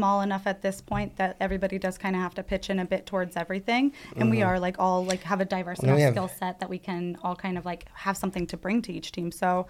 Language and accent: English; California, United States; I'm from California and I love Cleveland.